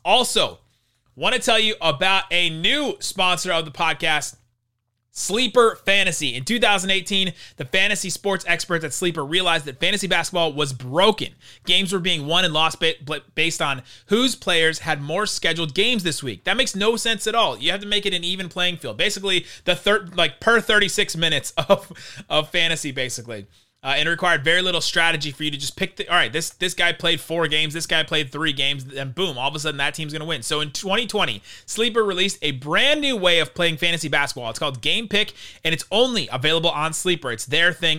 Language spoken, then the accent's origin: English; Los Angeles, California, United States; moved away; also born or lived in Dallas; I was born in Los Angeles